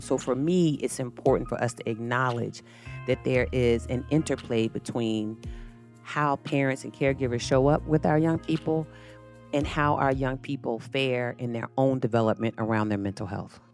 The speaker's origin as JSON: {"language": "English", "town": "Virginia Beach", "region": "Virginia", "country": "United States", "tie": "born or raised there", "said": "When I was growing up, I'm from Virginia Beach, Virginia."}